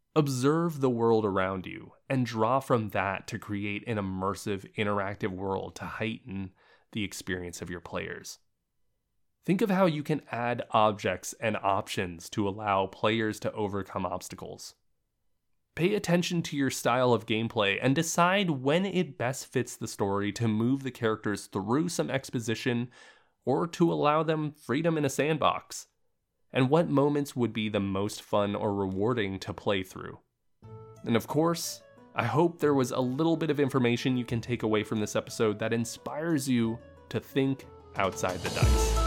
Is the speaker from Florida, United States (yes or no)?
yes; Central Florida, United States; now in Los Angeles, United States; I'm originally from Central Florida